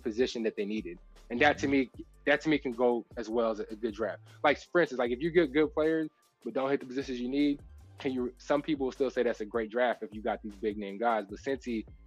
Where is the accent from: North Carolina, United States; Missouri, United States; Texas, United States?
Texas, United States; I'm from Texas